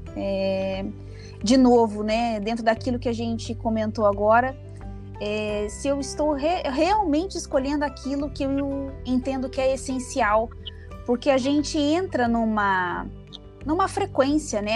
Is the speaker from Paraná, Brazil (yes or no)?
yes; interior of Paraná, Brazil; moved away as an adult; now in Curitiba, Brazil; Vim do interior do Paraná, nasci no interior do Paraná, né? É, fiz uma, uma, uma, trajetória aí é, de formação primeiro no interior do Paraná e vim para Curitiba